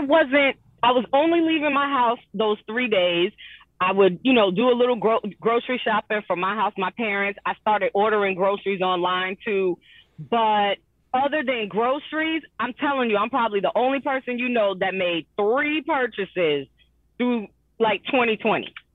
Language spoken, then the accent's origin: English; Jamaica; I'm still a Jamaican